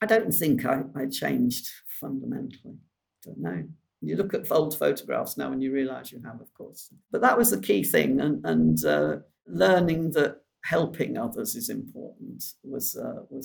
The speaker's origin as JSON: {"language": "English", "town": "Bolton", "region": "North West England", "country": "United Kingdom", "tie": "born or raised there", "also_born_or_lived": "Cheshire", "said": "I was brought up in near Bolton."}